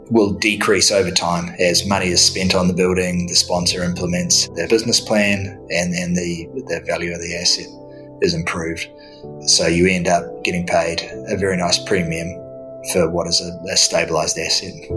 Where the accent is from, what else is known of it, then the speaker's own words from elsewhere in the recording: New Zealand; moved away as an adult; now in London, United Kingdom; originally in my home country of, of New Zealand. So that, that explains the accent